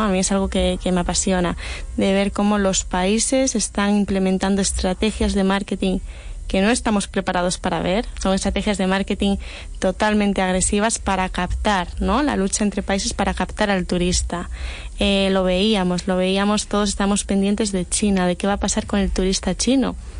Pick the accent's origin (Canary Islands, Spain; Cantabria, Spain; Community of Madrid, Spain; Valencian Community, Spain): Cantabria, Spain; Santander; yo soy de Santander, una ciudad